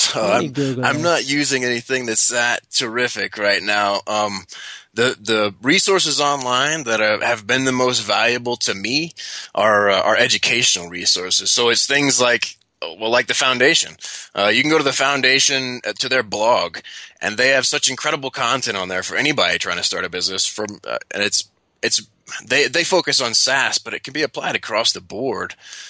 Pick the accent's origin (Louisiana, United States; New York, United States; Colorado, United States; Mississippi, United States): Louisiana, United States; So I grew up in the South. I grew up in Louisiana. That means I was raised with manners.